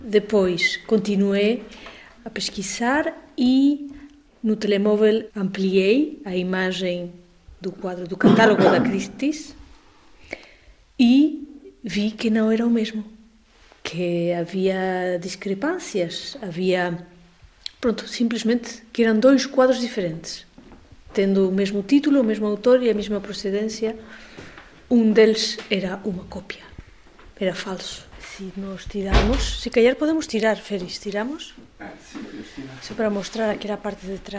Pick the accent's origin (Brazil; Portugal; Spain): Spain; sou espanhola.